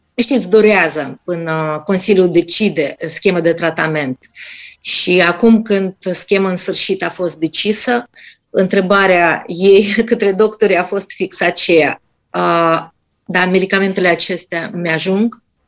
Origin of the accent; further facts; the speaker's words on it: Russia; first language Russian; Romanian is a second language; now in Romania; eu sunt din Rusia, vorbim rusă, normal